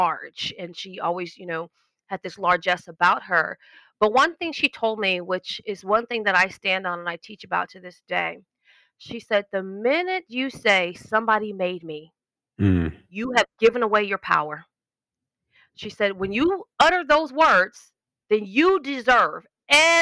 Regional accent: Los Angeles, California, United States; I was born in Los Angeles, grew up in like North Hollywood in the Valley

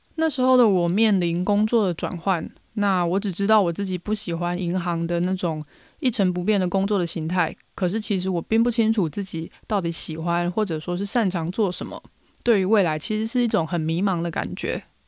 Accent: Taiwan; 我们台湾人讲英文带一点台湾味

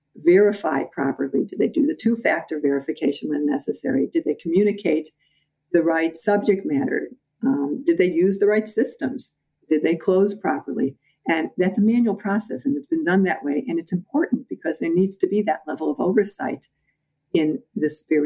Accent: Midwest, United States; moved away as an adult; also born or lived in Chicago; now in New York, United States; I'm a Midwesterner, and when I first moved to New York, I used to watch people talk

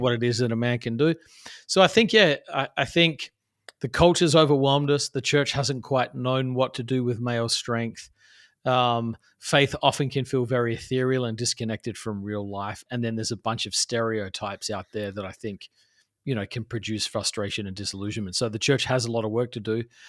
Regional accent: Adelaide, South Australia, Australia; moved away as an adult; now in New York City, United States; I grew up in Australia, which is where I'm, uh, from originally, a place called Adelaide, South Australia

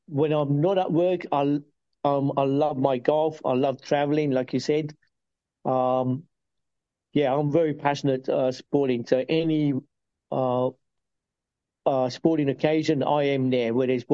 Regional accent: Uganda; also born or lived in United Kingdom; now in Australia; My bit of background, I'm originally from Uganda, and then got turfed out of Uganda in 72 by lovely Idi Amin, dictator. And that's when the UK opened their open arms and took us in.

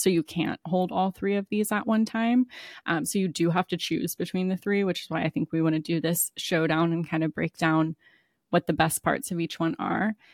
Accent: Maryland and Kentucky, United States; now in Florida, United States; I grew up in Maryland and Kentucky. So, like, I know I live in Florida now

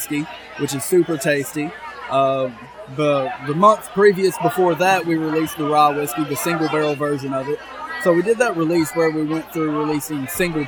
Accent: Chattanooga, Tennessee, United States; I'm actually from Chattanooga, Tennessee

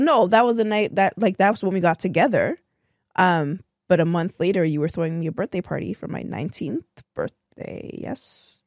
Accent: Toronto, Ontario, Canada; I'm from Toronto

